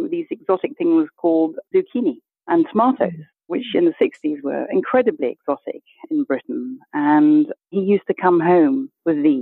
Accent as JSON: {"language": "English", "country": "Kenya", "tie": "born there", "also_born_or_lived": "Botswana", "said": "I was born in Kenya."}